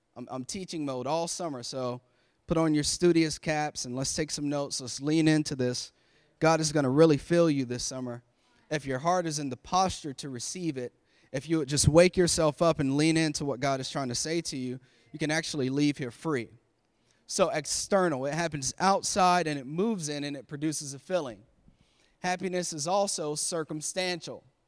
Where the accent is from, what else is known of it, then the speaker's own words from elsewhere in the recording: Florida, United States; now in Maryland, United States; I'm from Florida, so I have summer all, we had summer all year long